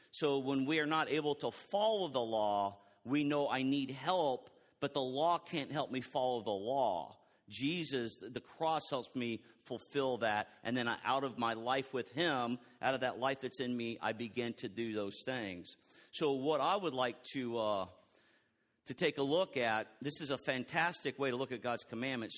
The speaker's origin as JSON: {"language": "English", "region": "Texas", "country": "United States", "said": "I am so from Texas"}